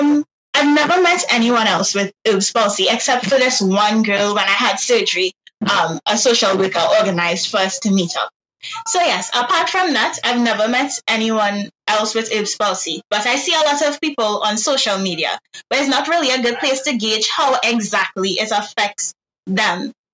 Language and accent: English; Trinidad, Trinidad & Tobago; I'm from Trinidad and Tobago, Trinidad specifically.